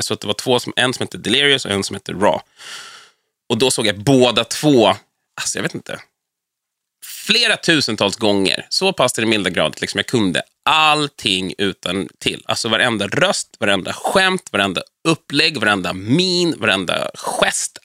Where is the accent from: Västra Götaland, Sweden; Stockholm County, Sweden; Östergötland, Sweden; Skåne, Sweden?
Stockholm County, Sweden; Vallentuna; also born or lived in Danderyd / Täby; Och sen flyttade vi till Vallentuna, som jag anser vara min hemkommun och ort. Så att där växte jag upp fram och bodde kvar tills jag var 23